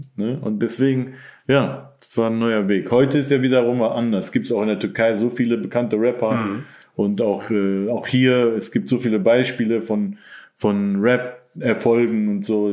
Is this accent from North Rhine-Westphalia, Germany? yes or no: yes; Mönchengladbach, North Rhine-Westphalia, Germany; moved away; also born or lived in Cologne / Berlin; ich bin in Gladbach dann zur Schule gegangen, weil sich meine Eltern getrennt haben.